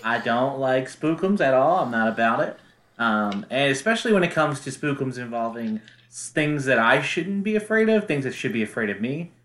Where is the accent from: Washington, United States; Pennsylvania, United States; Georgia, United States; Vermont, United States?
Pennsylvania, United States; Philadelphia; Philadelphia, my hometown.